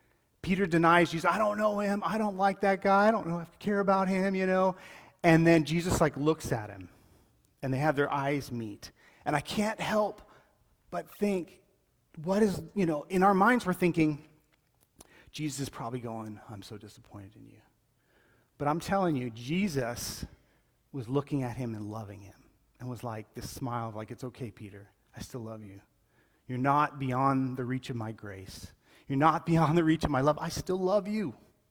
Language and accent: English; Colombia; like, when I grew up in Colombia, it was known that if you were a paralytic or if you had some issues, like, your life was just a beggar.